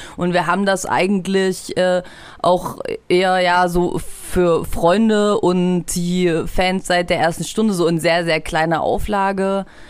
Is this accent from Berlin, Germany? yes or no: no; Halle, Saxony-Anhalt, Germany; moved away as an adult; also born or lived in Leipzig; wo ich zum ersten Mal aus Halle, wo ich geboren bin und herkomme, hergezogen bin nach Leipzig